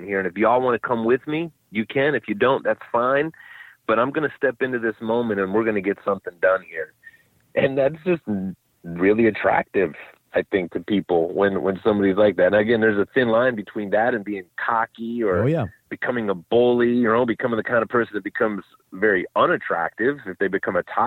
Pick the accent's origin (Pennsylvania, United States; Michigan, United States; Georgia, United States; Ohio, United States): Ohio, United States; Cleveland; moved away; I'm from Cleveland